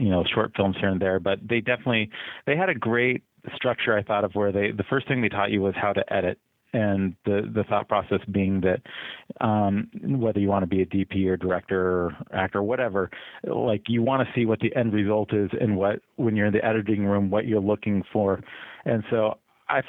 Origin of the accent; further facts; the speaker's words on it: Salem, Oregon, United States; I grew up in Oregon, in Salem, which is the capital up there.